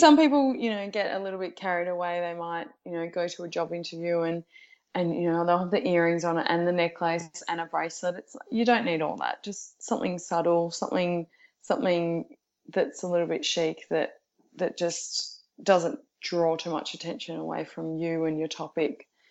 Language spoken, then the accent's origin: English; Geelong, Victoria, Australia; now in Melbourne, Australia; I'm originally from Geelong